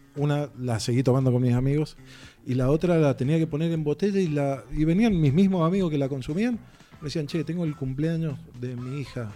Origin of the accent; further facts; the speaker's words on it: eastern Mendoza, Argentina; yo también soy del este de Mendoza